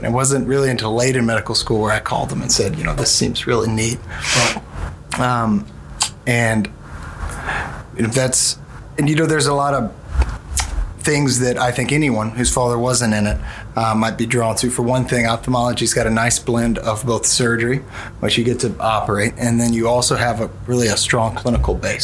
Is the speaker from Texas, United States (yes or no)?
no; Mobile, Alabama, United States; also born or lived in New Orleans / Washington D.C. / Birmingham; I'm originally from New Orleans, but moved to Mobile at a very young age. And all my formative years were in Mobile.